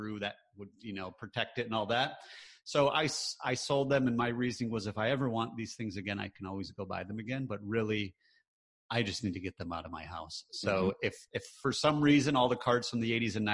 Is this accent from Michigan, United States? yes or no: yes; Michigan, United States; moved away; also born or lived in North Carolina; I grew up in the Midwest. I grew up in Michigan